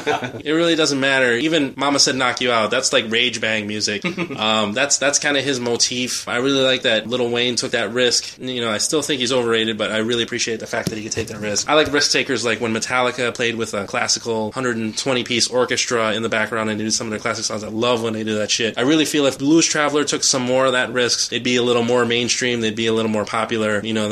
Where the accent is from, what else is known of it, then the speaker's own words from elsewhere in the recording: Philippines; I kind of have to support the … because I'm Filipino, they're Filipino